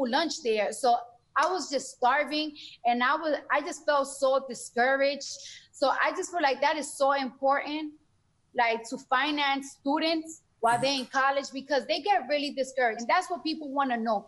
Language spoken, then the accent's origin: English; New York, United States; I'm from New York, so when you're in high school, or middle school, they give you a free metro card